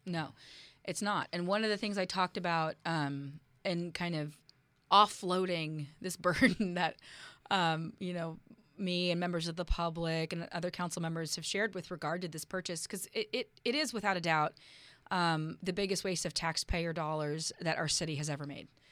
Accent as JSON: {"language": "English", "town": "Oakland", "region": "California", "country": "United States", "tie": "born or raised there", "also_born_or_lived": "Berkeley, California", "moved": "as an adult", "lives_now": "Bainbridge Island, United States", "said": "I'm a girl from Berkeley. I grew up in Oakland"}